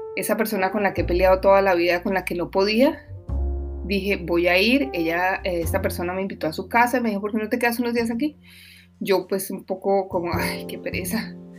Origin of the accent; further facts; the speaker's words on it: Colombia; moved away; mi país que se llama Colombia